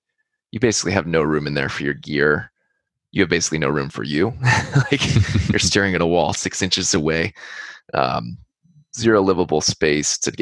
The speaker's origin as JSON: {"language": "English", "region": "California", "country": "United States", "said": "we're from California"}